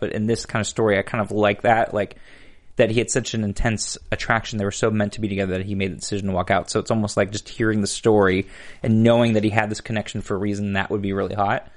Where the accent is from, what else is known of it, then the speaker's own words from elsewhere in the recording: Chicago, Illinois, United States; moved away; I was born in Chicago